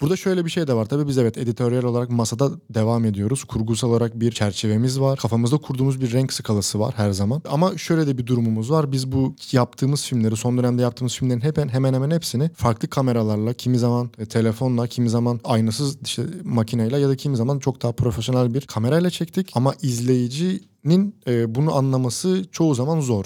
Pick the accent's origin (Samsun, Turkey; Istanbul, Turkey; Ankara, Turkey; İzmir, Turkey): İzmir, Turkey; İzmir doğumluyum. Lisansımı da yüksek lisansımı da İzmir'deki üniversitelerde tamamladım